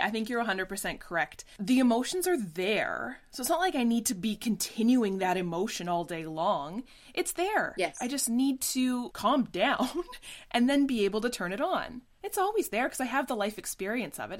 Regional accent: Canada; as Canadian actors

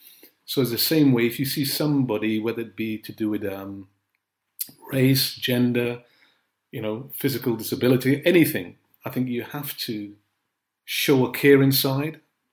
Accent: Grenada; born there; I was born in Grenada. My family are Trinidadians, but I was born in Grenada. My mum was Grenadian, so when she was having me, she went back to Grenada. My brother and sister were born in Trinidad.

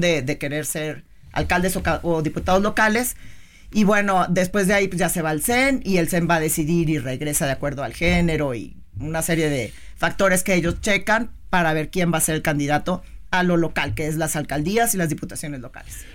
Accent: Tampico, Tamaulipas, Mexico; yo soy de Tampico

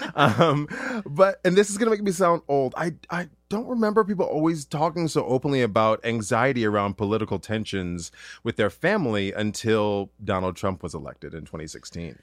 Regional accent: Duluth, Minnesota, United States; moved away as an adult; also born or lived in Ann Arbor, Michigan; my hometown, Duluth, Minnesota

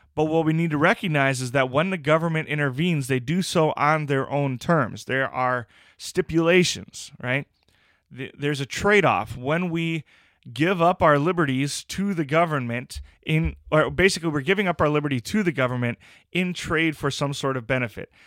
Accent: United States; as an American

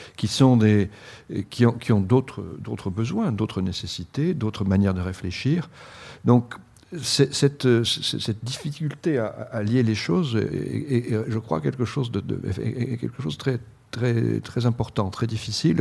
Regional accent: Bordeaux, Nouvelle-Aquitaine, France; moved away; ma région d'origine, à Bordeaux

